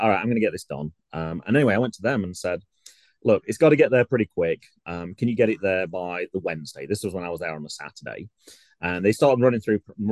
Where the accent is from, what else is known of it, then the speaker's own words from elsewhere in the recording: England, United Kingdom; now in Ohio, United States; I mentioned I was from England.